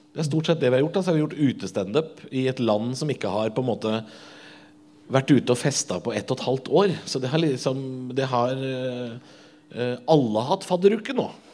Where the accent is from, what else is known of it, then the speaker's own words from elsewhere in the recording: Drammen, Buskerud, Norway; Jeg er jo fra Drammen.